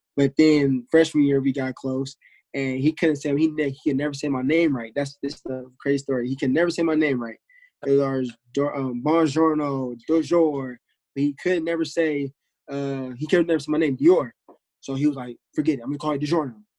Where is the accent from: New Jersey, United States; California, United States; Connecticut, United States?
California, United States; Bay Area; moved away as an adult; now in Hawaii, United States; I'm from Bay Area. I go to University of Hawaii now